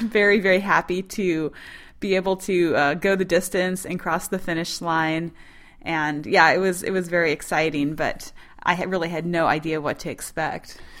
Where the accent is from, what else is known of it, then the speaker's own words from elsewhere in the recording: Montana, United States; I'm from Montana